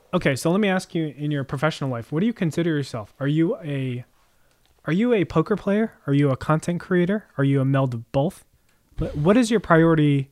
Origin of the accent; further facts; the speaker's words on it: Jersey Shore, New Jersey, United States; I grew up on the Jersey Shore